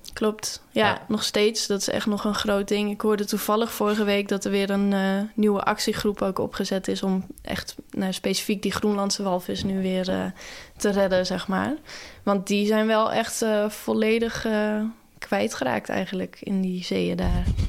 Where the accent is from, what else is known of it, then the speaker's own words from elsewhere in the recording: Nes, Friesland, Netherlands; dat dorpje waar ik ben opgegroeid. Dat heet Nes. Dat is echt aan de overkant van Schiermonnikoog, maar dan net aan de wal.